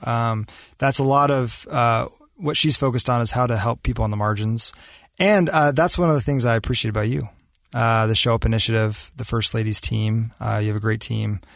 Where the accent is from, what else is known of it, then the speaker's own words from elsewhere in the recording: Davis County, Utah, United States; my roots in Davis County. I'm from Utah